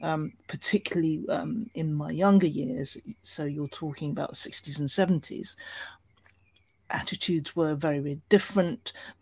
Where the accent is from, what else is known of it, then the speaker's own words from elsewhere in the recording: United Kingdom; in terms of being a British minority, how we were perceived, represented, engaged with within our own industry was pretty appalling